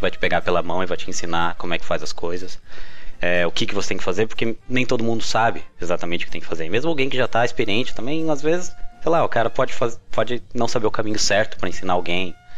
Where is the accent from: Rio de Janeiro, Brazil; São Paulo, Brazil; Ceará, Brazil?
São Paulo, Brazil; Botucatu; moved away; Sou do interior de São Paulo